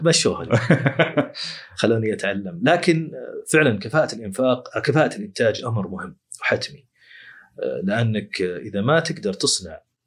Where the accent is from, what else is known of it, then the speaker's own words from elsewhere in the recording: Saudi Arabia; عندنا في السعوديه